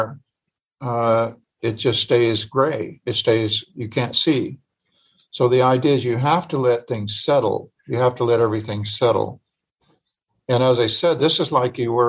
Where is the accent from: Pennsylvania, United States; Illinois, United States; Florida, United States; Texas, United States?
Illinois, United States; I grew up in Illinois